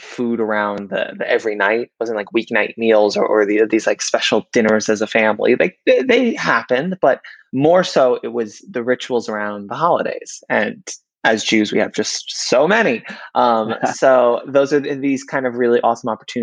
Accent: New York City, New York, United States; I grew up in Queens

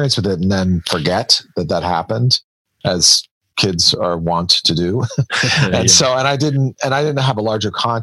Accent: Washington, District of Columbia, United States; I come from Washington, D.C. And so I come from a family that is, we were surrounded by government and public service.

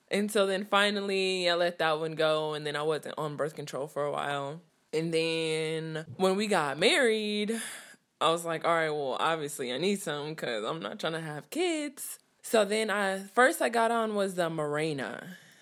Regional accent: Richmond, California, United States; I'm twenty-six and I'm from Richmond, California. Like, where I lived was, like, in the dead of the hood

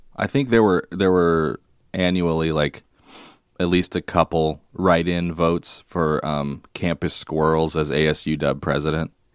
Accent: Longview, Washington, United States; my hometown of Longview, Washington

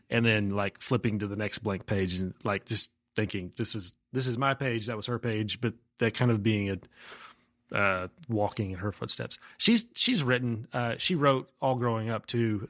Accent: Umbarger, Texas, United States; also born or lived in Amarillo, Texas; I grew up in a, on a farm about a mile north of a town called Umbarger, Texas

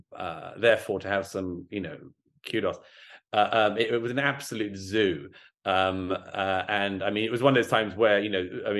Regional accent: London, United Kingdom; I went to perfectly good Church of England primary and secondary schools, the local ones where I grew up in London

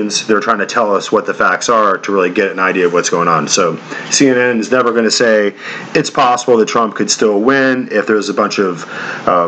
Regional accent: United States; as an American man

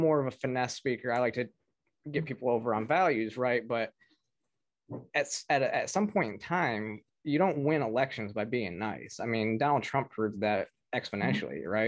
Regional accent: Michigan, United States; I'm from Michigan

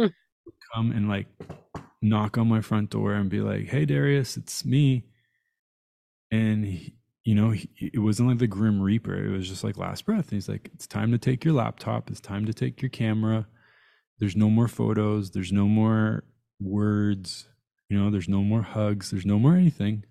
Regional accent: Tehran, Tehran Province, Iran; I was born in Tehran.

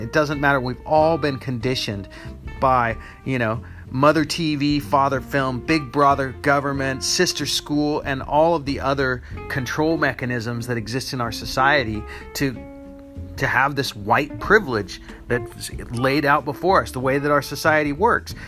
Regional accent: United States; in the United States is where I live. I'm American

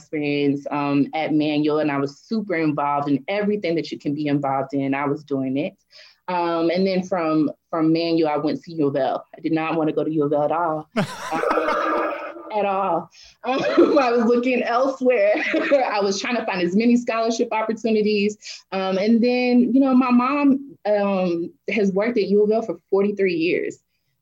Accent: Louisville, Kentucky, United States; I'm from Louisville, grew up here in the city

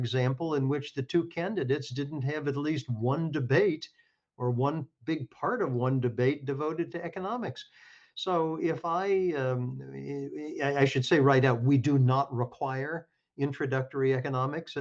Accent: Kentucky, United States; moved away; I come from Kentucky, and I went to a public high school in Kentucky

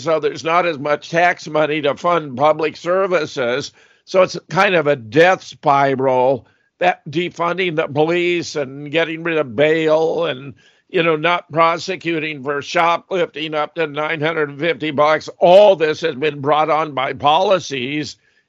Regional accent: Southern California, United States; Having been born and raised in Southern California

